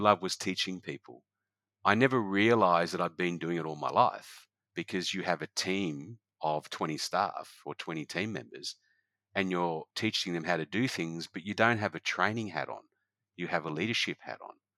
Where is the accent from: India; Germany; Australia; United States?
Australia; Noosa, Queensland; It's my hometown